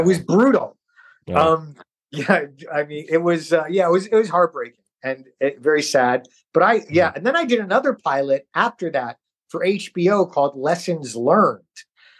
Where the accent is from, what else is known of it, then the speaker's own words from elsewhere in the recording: New York, United States; But I grew up in New York, so I think when I was a teenager, I may have talked like that. Actually, I had to change my accent because I went to a speech class.